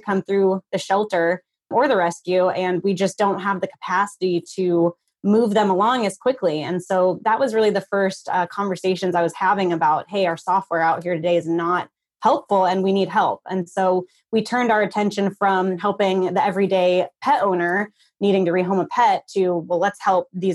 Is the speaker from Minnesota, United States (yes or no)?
yes; Minnesota, United States; moved away as an adult; also born or lived in Nebraska; I'm actually originally from Minnesota